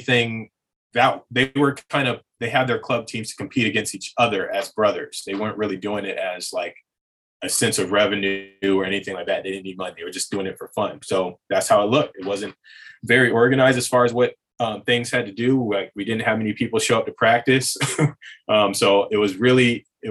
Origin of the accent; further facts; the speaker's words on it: Virginia, United States; moved away as an adult; also born or lived in Hawaii; I'm from Virginia